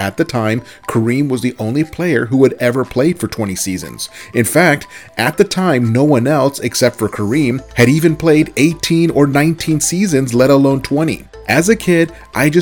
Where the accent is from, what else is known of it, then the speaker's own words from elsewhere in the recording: Southern California, United States; I was born and raised in Southern California